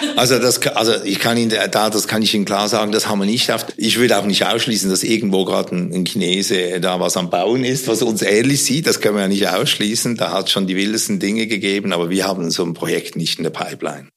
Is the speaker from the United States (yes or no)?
no; Switzerland; Ich bin ja Schweizer